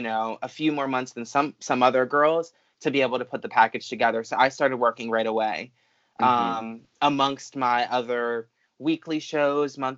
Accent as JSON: {"language": "English", "area": "near Atlantic City", "region": "Southern New Jersey", "country": "United States", "tie": "born or raised there", "moved": "as an adult", "said": "I'm from Southern New Jersey. I usually, you know, give directionally where I'm from because that's a lot easier. But near the shore, like near Atlantic City, it's very small. It was basically a farm town"}